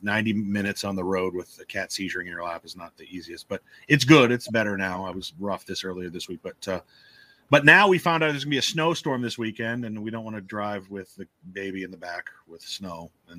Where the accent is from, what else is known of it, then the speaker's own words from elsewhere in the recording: Omaha, Nebraska, United States; also born or lived in Lincoln, Nebraska; I'm from North Omaha and just moved from Lincoln to where I live now. I used to be a statewide radio host in Lincoln.